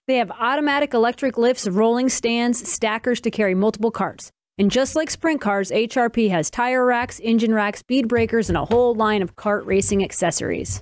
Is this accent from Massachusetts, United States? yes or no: yes; Massachusetts, United States; now in North Carolina, United States; I grew up in Massachusetts